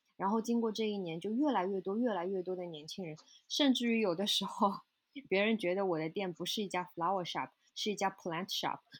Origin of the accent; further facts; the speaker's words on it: China; moved away as an adult; now in New York, United States; 我是中国人